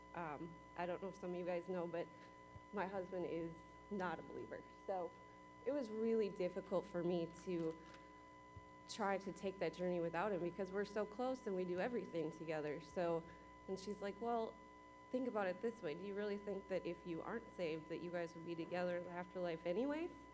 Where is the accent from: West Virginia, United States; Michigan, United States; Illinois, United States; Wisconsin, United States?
Wisconsin, United States; moved away as an adult; now in Kentucky, United States; I'm from Wisconsin